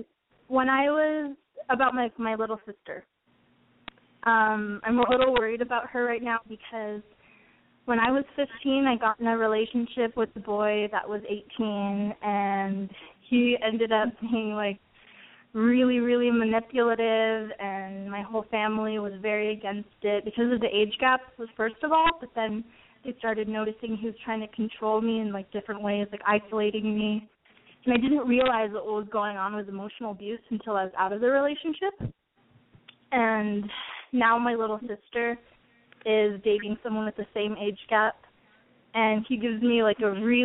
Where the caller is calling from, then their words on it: Temecula, California, United States; I'm 18, and I'm calling from Temecula.